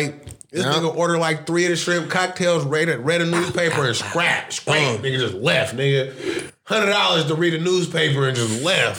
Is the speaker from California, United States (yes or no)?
yes; Oakland, California, United States; I was born in Oakland.